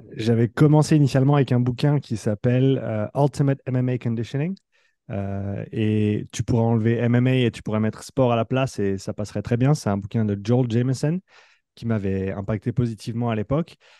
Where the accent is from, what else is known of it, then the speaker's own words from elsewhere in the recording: Nyon, Vaud, Switzerland; moved away as an adult; also born or lived in France; l'équipe là où j'ai grandi, là où j'ai joué étant plus jeune aussi, ici à Nyon